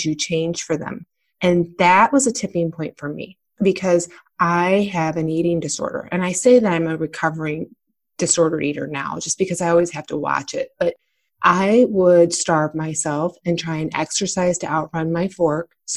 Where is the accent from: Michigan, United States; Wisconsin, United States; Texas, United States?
Michigan, United States; I was born and raised in Michigan